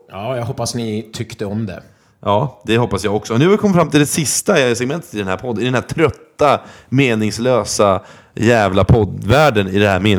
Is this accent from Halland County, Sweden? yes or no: no; Norrköping, Östergötland, Sweden; vi ska till min hemstad Norrköping.